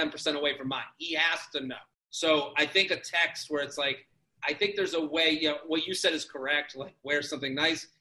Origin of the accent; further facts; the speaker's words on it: outside of Boston, Massachusetts, United States; I'm from outside of Boston.